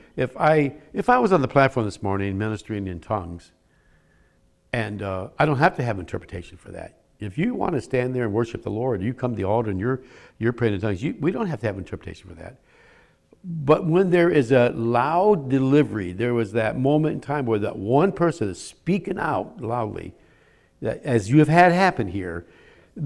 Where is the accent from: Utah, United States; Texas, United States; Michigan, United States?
Michigan, United States; now in Philadelphia area, United States; I'm from Michigan